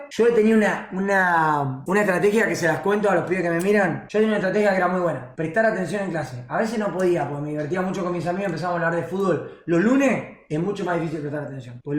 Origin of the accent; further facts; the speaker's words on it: La Plata, Buenos Aires Province, Argentina; Soy de La Plata y no es así.